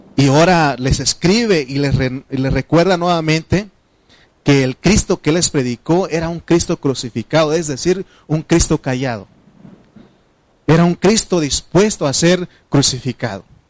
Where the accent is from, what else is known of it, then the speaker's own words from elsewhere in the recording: Triqui, Oaxaca, Mexico; first language Triqui; Spanish is a second language; de niño, este, mi, lengua materna es, es un este, idioma eh, de, se llama triqui